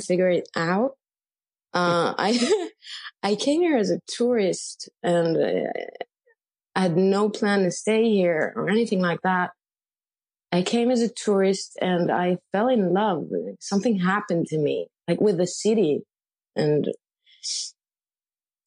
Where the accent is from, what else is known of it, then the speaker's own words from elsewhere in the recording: Rishon LeZion, Central District, Israel; moved away as an adult; also born or lived in Tel Aviv; now in New York City, United States; I'm from a small place called Rishon LeZion, which is like 20 minutes from Tel Aviv. But I moved to Tel Aviv when I was 15